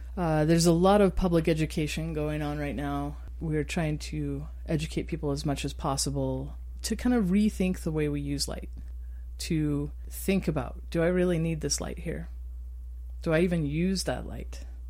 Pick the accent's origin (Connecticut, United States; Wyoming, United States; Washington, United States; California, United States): Wyoming, United States; Star Valley; also born or lived in Utah; now in Moab, United States; growing up in Wyoming and under dark skies. I grew up in a place called Star Valley.